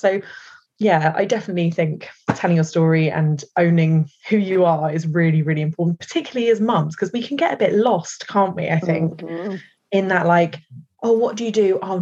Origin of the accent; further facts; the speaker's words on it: Ireland; as Irish women